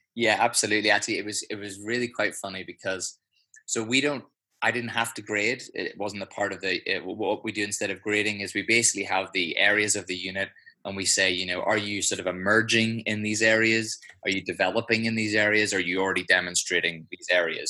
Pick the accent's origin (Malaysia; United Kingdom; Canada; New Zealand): United Kingdom; just outside of Belfast, Northern Ireland; accent: Irish; also born or lived in London; now in Switzerland; grew up uh, just outside of Belfast